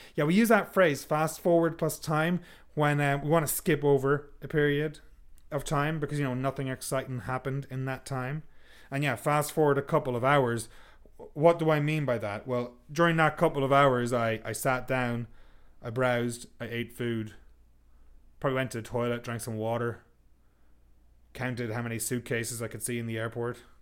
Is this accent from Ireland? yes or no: yes; Sligo, Connacht, Ireland; moved away; my hometown of Sligo